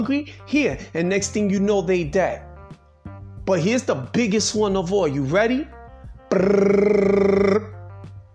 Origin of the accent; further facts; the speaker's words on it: New York City, New York, United States; I'm a New Yorker. I was born in New York City